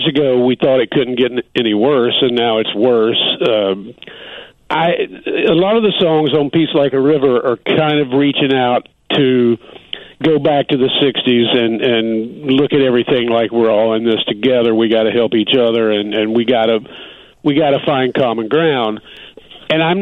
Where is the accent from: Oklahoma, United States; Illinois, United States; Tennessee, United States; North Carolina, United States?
North Carolina, United States; in the South where I grew up in North Carolina